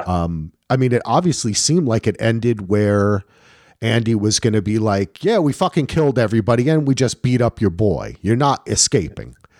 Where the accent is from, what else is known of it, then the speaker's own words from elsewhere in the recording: Ireland; I'm Irish